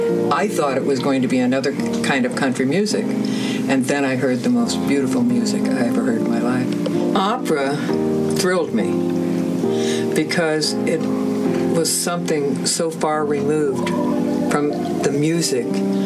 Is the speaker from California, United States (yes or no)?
no; Springfield, Illinois, United States; I grew up in Springfield, Illinois. I listened to the Grand Ole Opry on the radio, that which was country music.